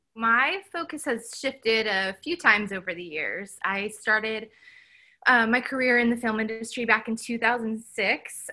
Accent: Kansas City, Missouri, United States; Kansas City is wonderful. I love it. It's my hometown

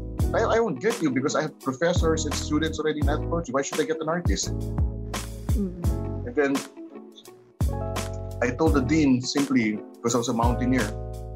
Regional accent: Quezon City, Metro Manila, Philippines; also born or lived in Baguio / Puerto Princesa / Cordilleras; I'm a Manila bred, born and bred in Quezon City

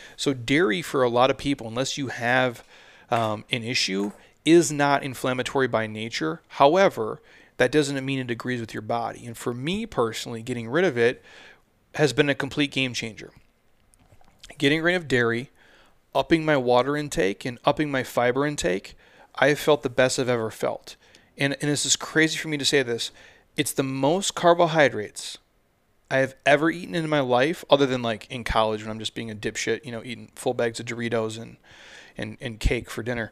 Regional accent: Midwest, United States; I'm from the Midwest

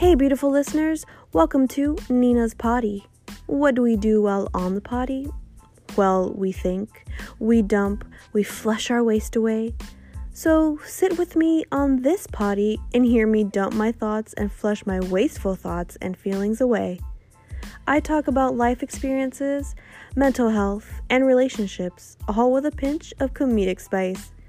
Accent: Texas, United States; also born or lived in Austin, Texas; here in my hometown

